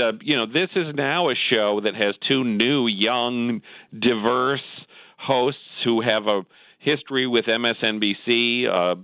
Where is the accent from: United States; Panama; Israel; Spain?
United States; Wisconsin; I'm from Wisconsin